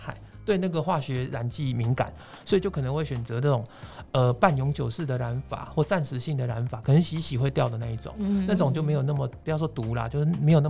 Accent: Taiwan; 但是根据我们台湾人的金科玉律，当然是不要最好了

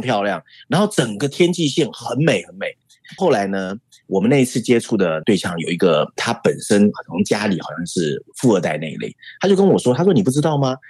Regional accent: Taiwan; 我们台湾人很好吃嘛

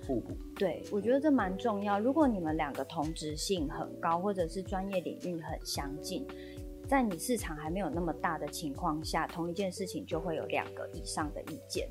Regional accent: Tainan, Taiwan; 我自己在台南长大嘛

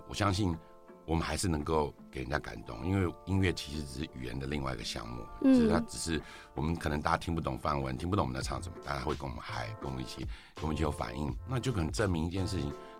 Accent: Taiwan; 因为我就是佛教家庭，其实严格讲，就是我我就是一个在台湾土生土长的小孩，然后就从小会去拜拜啊，跟爸妈去参加一些法会等等之类的。

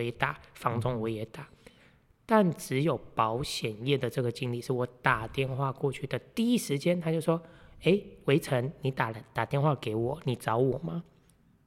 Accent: Meishan, Chiayi County, Taiwan; 我是来自嘉义梅山乡俗称茶叶小王子的

